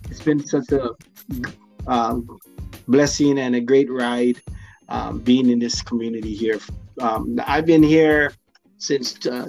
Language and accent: English; Hawaii, United States; now in San Antonio, United States; I'm from Hawaii